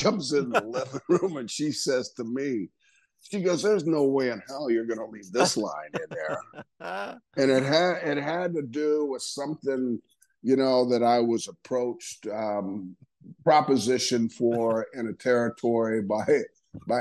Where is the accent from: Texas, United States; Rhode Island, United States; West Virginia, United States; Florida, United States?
Florida, United States; Tampa; One of the guys that I grew up with here in Tampa